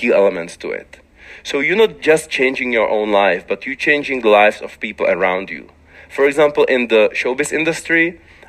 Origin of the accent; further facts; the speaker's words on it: Liberec Region, Czechia; when I was young in my city, it was difficult because I was the only black guy in the town